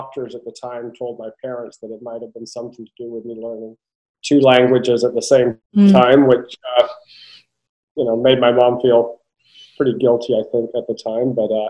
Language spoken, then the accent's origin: English; England, United Kingdom; also born or lived in Turkey; I have a Turkish father, and I was born in Turkey. So I spent the first 3.5 years of my life in Turkey, and my mom's British. So we wound up moving to England when I was 3.5 years old